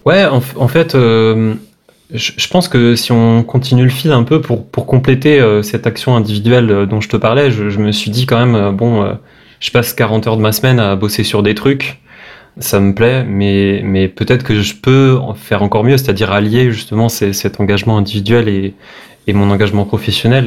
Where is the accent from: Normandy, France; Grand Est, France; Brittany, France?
Brittany, France; Brest; moved away as an adult; now in Paris, France; Je viens de Brest, à la base je suis breton, donc je suis expatrié